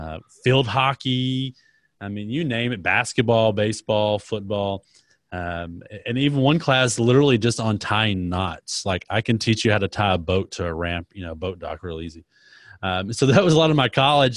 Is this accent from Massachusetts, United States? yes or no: no; Dallas, Texas, United States; I was born in Dallas, Texas, and, uh, so I'm a Texas, Texas guy, third and third, lived in Texas my entire life